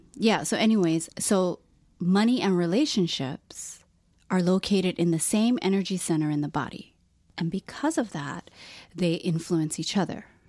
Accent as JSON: {"language": "English", "country": "Philippines", "said": "I'm Filipino"}